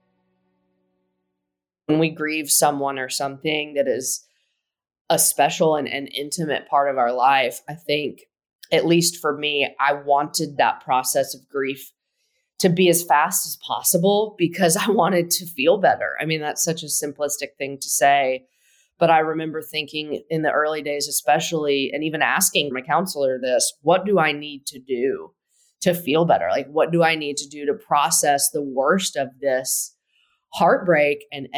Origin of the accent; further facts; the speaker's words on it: Tennessee, United States; We are both from Tennessee, went to the University of Tennessee